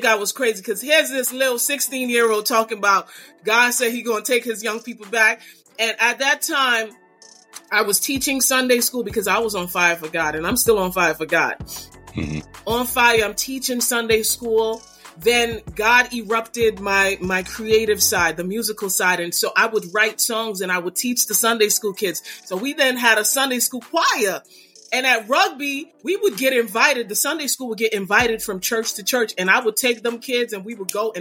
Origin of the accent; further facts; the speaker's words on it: New York City, New York, United States; moved away as an adult; I'm from Brooklyn and you know, I might no longer live in Brooklyn, but I live on the outskirts